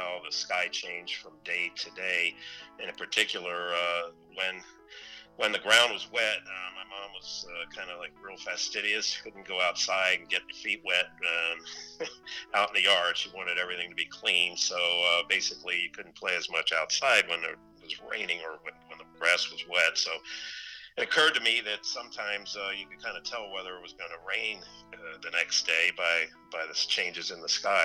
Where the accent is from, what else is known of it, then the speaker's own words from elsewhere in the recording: Baltimore, Maryland, United States; I grew up in Baltimore